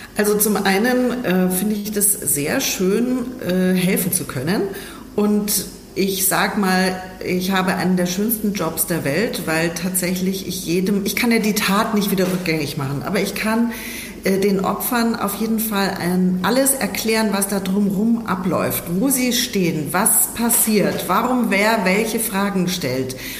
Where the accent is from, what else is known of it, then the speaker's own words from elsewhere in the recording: Germany; bei uns in Deutschland äh, bzw. in Europa